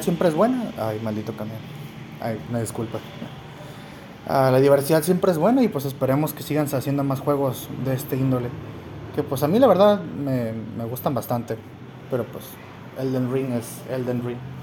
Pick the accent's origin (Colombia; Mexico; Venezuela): Mexico; somos los mexicanos y los latinos en general